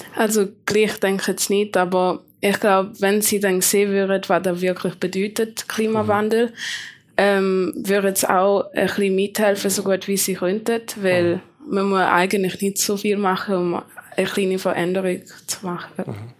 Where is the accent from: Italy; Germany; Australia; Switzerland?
Switzerland; Schaffhausen; ich komme aus Schaffhausen